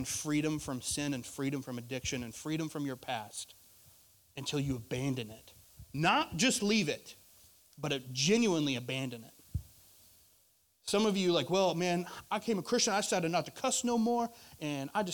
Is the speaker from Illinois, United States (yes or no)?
no; Arkansas, United States; now in Florida, United States; I'm from Arkansas